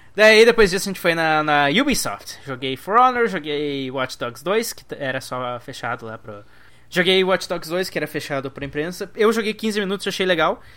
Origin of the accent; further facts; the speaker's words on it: Brazil; sou do Brasil